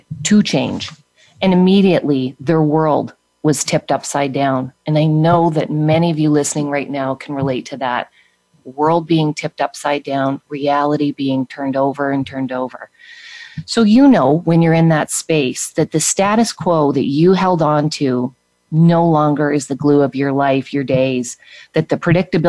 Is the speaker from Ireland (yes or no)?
no; Canada; now in United States; I had left my home country and everyone that I was and everything that I was familiar with when I left Canada and moved to the United States